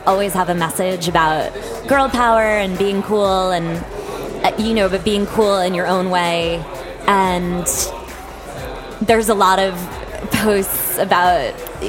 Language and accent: English; Andover, Massachusetts, United States; now in New York City, United States; I am from a little town in Massachusetts called Andover. It's about 20 minutes outside of Boston